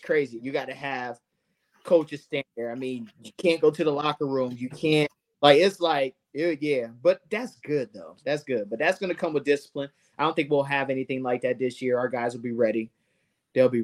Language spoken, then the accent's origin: English; Ohio, United States; now in Omaha, United States; I'm from Ohio.